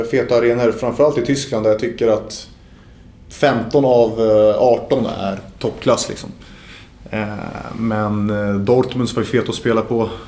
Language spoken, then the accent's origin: Swedish; Stockholm, Stockholm County, Sweden; jag är ju stockholmare i Sverige.